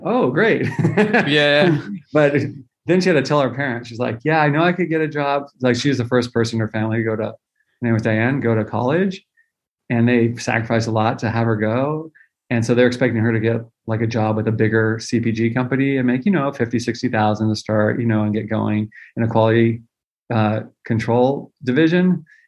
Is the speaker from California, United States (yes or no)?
yes; Central Valley of California, United States; I grew up in the Central Valley of California